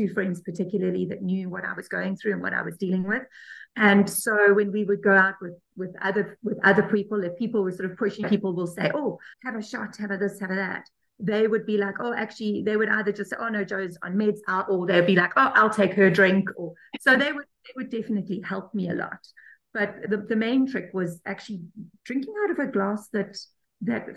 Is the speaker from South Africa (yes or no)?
yes; South Africa; I'm South African